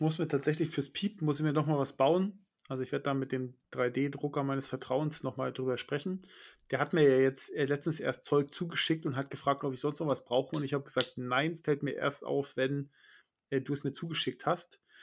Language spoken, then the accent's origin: German; Schleswig-Holstein, Germany; bei uns in Schleswig-Holstein